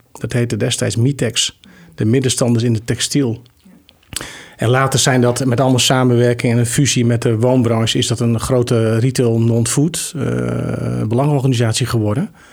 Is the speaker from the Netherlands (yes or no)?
yes; Gorredijk, Friesland, Netherlands; also born or lived in Deventer / Groningen; now in Amersfoort, Netherlands; Gorredijk, waar ik ben geboren, het grootste gedeelte, doorgebracht.